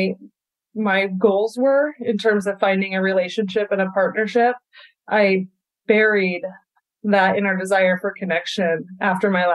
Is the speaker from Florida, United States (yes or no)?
no; Vancouver, Washington, United States; I grew up in Vancouver, Washington, right here, outside of Portland, Oregon, and have spent my whole life here.